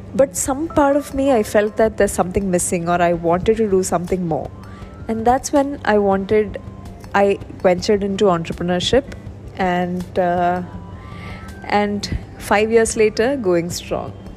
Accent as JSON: {"language": "English", "region": "Kerala", "country": "India", "said": "I'm originally from Kerala."}